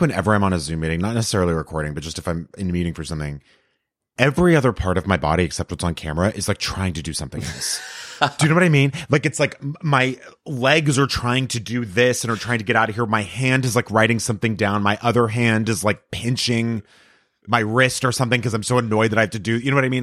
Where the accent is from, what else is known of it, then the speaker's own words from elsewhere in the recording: El Paso, Texas, United States; grew up in El Paso